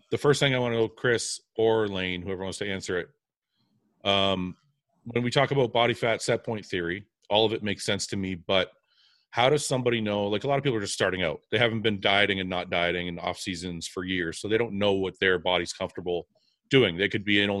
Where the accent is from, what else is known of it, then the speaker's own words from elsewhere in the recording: Canada; I'm Canadian